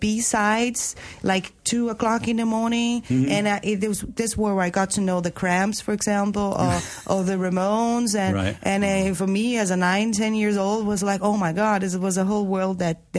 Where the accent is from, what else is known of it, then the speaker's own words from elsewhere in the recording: Brazil; moved away as an adult; now in Denmark; I was born and I grew up in Brazil.